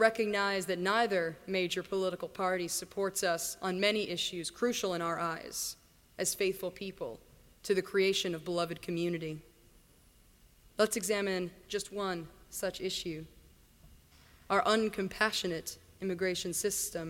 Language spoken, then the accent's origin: English; Virginia, United States; moved away; also born or lived in India; the rolling Appalachians near to where I grew up in Virginia.